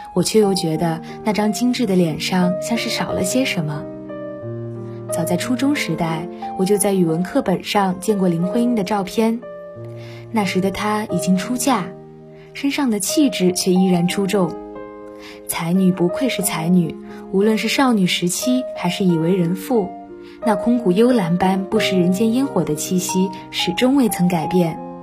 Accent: Mianyang, Sichuan, China; moved away as an adult; now in Nanjing, China; 来自四川绵阳

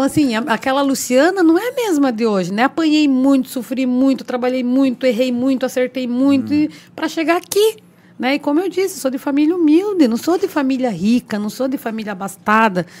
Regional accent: Paranaguá, Paraná, Brazil; eu nasci e fui criada ali atrás da Caixa d'Água, né, na Vila Paranaguá

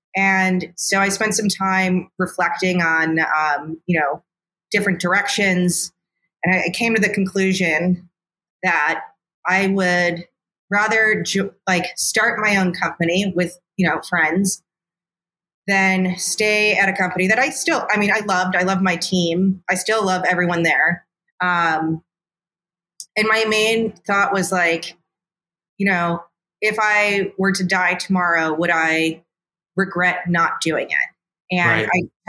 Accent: Midwest, United States; It's good to be a nice person as a Midwesterner. Yeah. Like it's like beat into me.

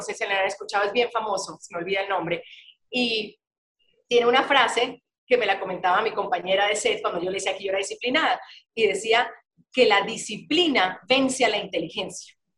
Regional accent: Guayaquil, Guayas, Ecuador; moved away as an adult; now in Colombia; cuando vuelvo a mi casa, a mi ciudad, Guayaquil

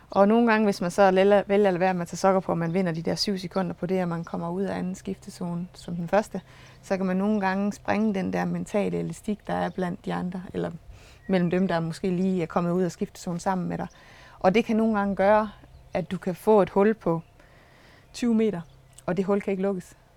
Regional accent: Struer, Central Denmark Region, Denmark; accent: Jutlandic; moved away; jeg er jo jøde, som man sagtens kan høre, og øh, jeg kommer fra Struer oprindeligt

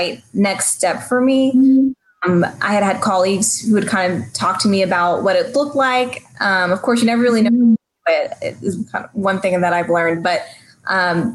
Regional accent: San Antonio, Texas, United States; I grew up in San Antonio, Texas, which is a majority minority community.

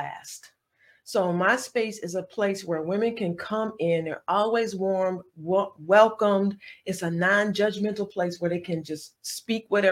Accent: New Jersey, United States; moved away as an adult; now in Atlanta, United States; I'm from New Jersey.

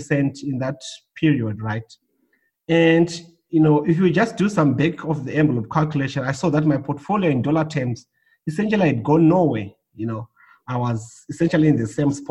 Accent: Zimbabwe; moved away as an adult; also born or lived in Johannesburg, South Africa; now in Australia; I was born in Zimbabwe

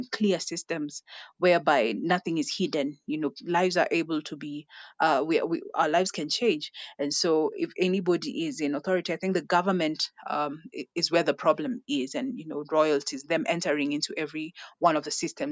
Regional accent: Kenya

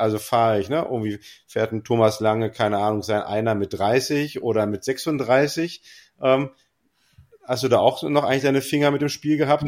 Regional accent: West Germany, Germany; als Wessi

